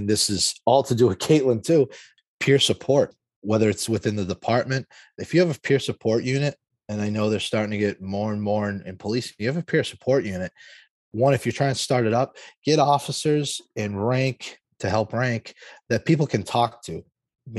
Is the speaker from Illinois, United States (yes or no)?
no; Lawrence, Massachusetts, United States; I grew up in Lawrence, Massachusetts.